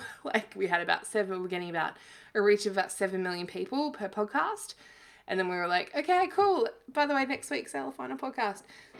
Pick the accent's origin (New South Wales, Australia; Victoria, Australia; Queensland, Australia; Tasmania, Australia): Victoria, Australia; I grew up in East Gippsland in Victoria, and, my parents had like a cattle farm and worked kind of menial, blue collar jobs